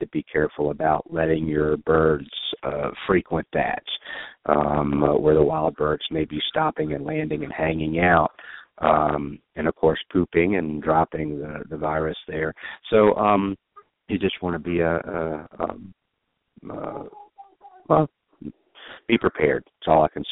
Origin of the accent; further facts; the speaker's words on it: Georgia, United States; My home state